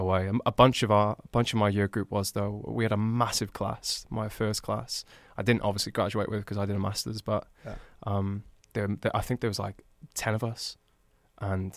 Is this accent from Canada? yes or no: no; Newport, United Kingdom; moved away as an adult; I'm literally from Newport